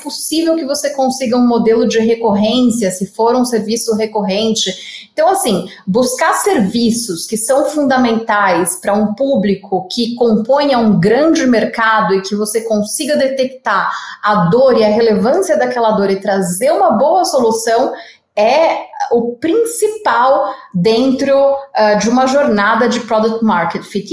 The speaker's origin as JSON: {"language": "Portuguese", "region": "São Paulo", "country": "Brazil", "accent": "paulista", "said": "apesar de não ser mineira, eu sou a paulista aqui, é, o sotaque já não nega, né?"}